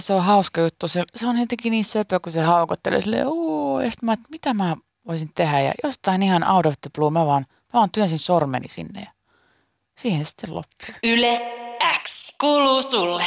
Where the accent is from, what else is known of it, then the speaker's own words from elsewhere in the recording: Pori, Satakunta, Finland; ainakin meillä Porissa